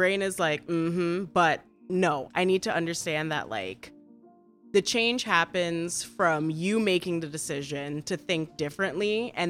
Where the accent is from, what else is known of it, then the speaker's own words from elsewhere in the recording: Trinidad & Tobago; moved away; I'm from Trinidad